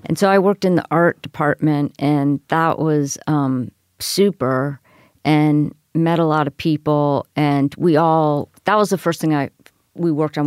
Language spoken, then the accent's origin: English; Miami, Florida, United States; moved away; I come from Miami, Florida